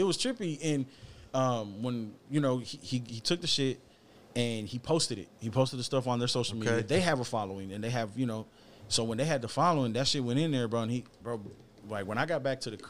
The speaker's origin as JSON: {"language": "English", "town": "Houston", "region": "Texas", "country": "United States", "tie": "born or raised there", "said": "I'm from the East Side, bro. Like I was born and raised on different various areas of the East Side."}